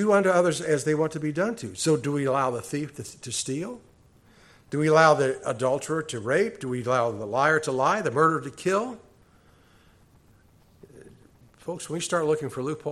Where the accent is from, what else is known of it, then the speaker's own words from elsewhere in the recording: Cochise County, Arizona, United States; Being a native to Arizona, I have grown up with rattlesnakes.